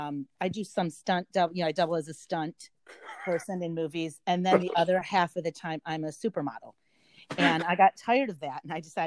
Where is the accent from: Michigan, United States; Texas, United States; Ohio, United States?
Michigan, United States; Livonia; And I grew up in Livonia, which is, if you know Livonia in this area, it's not diverse at all.